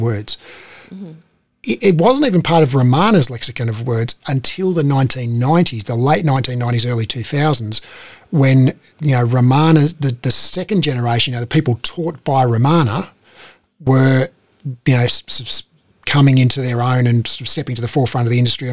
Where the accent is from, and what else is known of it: Australia; born or raised there